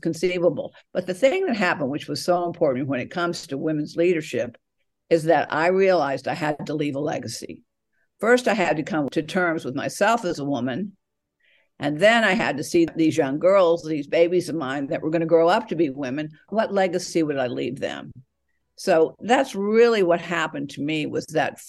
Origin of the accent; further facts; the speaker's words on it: Atlanta, Georgia, United States; now in California, United States; I was born in Atlanta, Georgia, but now I'm out on the West Coast, California